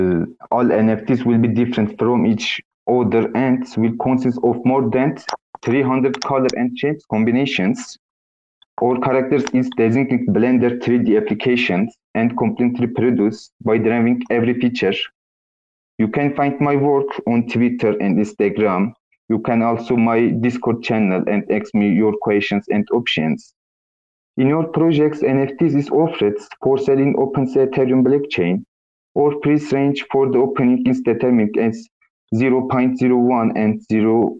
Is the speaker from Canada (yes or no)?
no; Turkey; English is a second language; from Turkey. I'm 77 years old. My English is not very good